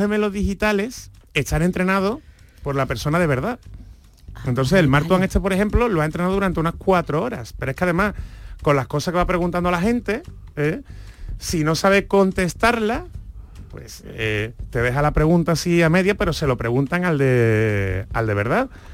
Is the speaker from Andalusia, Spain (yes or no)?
yes; Seville, Andalusia, Spain; nosotros por lo menos los sevillanos